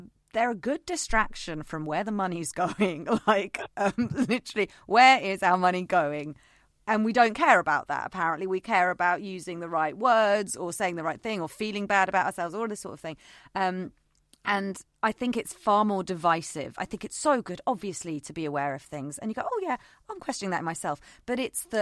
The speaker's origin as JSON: {"language": "English", "country": "United Kingdom", "said": "We're British"}